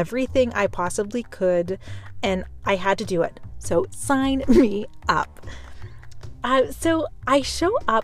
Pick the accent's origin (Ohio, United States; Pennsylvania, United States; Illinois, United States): Pennsylvania, United States; Pittsburgh; I'm originally from Pittsburgh, Pennsylvania.